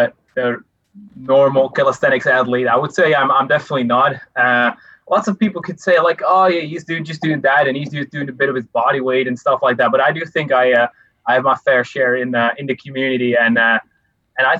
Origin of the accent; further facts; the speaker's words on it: Netherlands; I am 20 right now, and I'm from the Netherlands